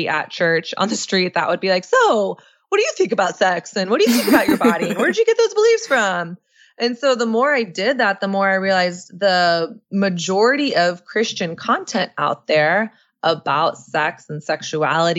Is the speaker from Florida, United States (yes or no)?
no; the South, Texas, United States; moved away as an adult; also born or lived in New York; me growing up in Southern conservative evangelical culture